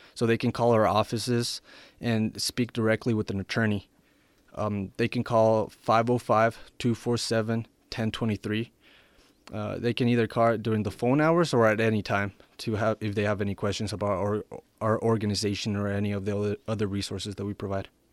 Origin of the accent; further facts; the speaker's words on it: Ruidoso, New Mexico, United States; also born or lived in Sonora, Mexico; now in Albuquerque, United States; I was born in Sonora, Mexico, and I, I came to the United States when I, when I was eight. I moved to Ridoso, New Mexico, and I graduated high school there in twenty fifteen